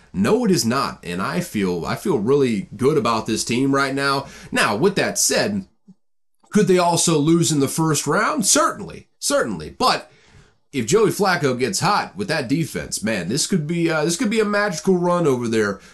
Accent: Baltimore, Maryland, United States; I grew up in and around Baltimore

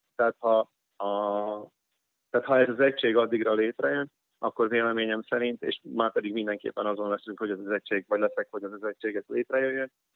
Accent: Hungarians, southern Slovakia, Slovakia; magyarok vagyunk

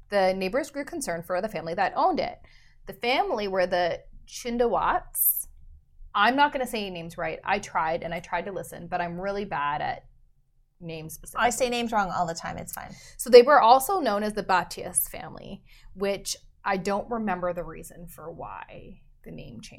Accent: Canada

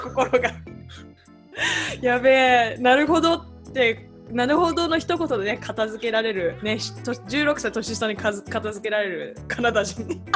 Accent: Saitama, Japan; moved away; 埼玉です

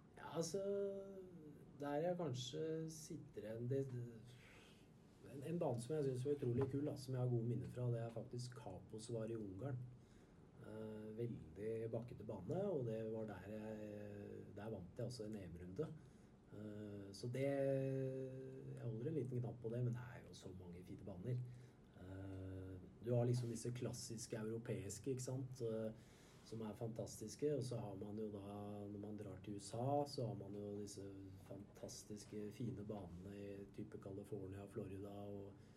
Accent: Skedsmo, Akershus, Norway; på Skedsmo, der jeg kommer fra

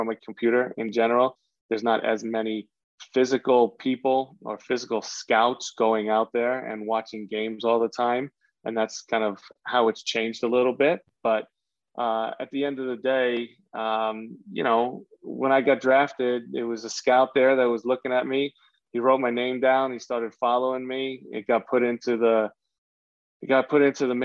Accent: New York, United States; growing up in New York

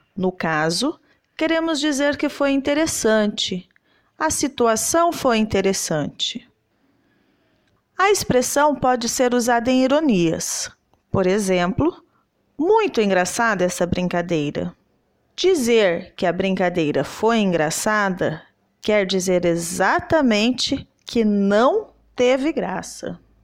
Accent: Southeast region, Southeast Brazil, Brazil; eu sou da região Sudeste

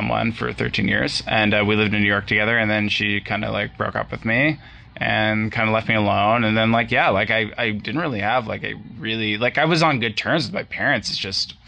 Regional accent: Northern Ontario, Canada; now in Toronto, Canada; I'm from Northern Ontario originally

